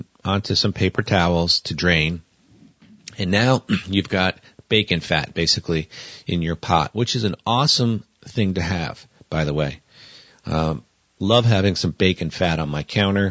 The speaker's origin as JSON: {"language": "English", "region": "Northeast", "country": "United States", "tie": "born or raised there", "also_born_or_lived": "the South", "moved": "yes", "lives_now": "Montana, United States", "said": "growing up in the Northeast"}